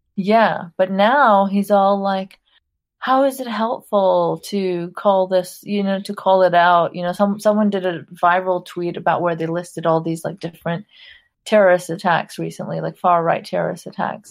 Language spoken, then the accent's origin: English; Saudi Arabia; I grew up in Saudi Arabia. I'm of Pakistani background